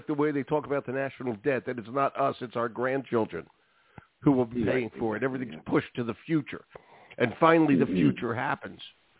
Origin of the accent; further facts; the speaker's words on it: Philadelphia, Pennsylvania, United States; I grew up, I'm older than you. I grew up in West Philly, and I am a graduate K-12 of Philly Public Schools.